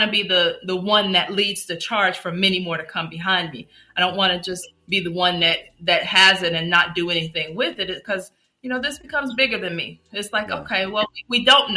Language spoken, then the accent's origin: English; Chicago, Illinois, United States; moved away; I'm from Chicago.